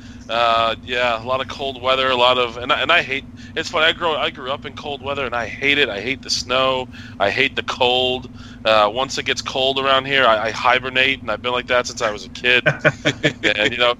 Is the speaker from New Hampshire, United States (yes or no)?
yes; New Hampshire, United States; growing up in New Hampshire